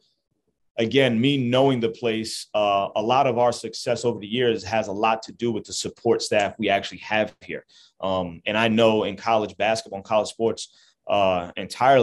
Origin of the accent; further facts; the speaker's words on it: Jersey City, New Jersey, United States; I'm from Jersey City, I'm 35 minutes away from home. This is my area. This is my home. I'm really proud to actually be able to have my start and actually coach 35 minutes from where I grew up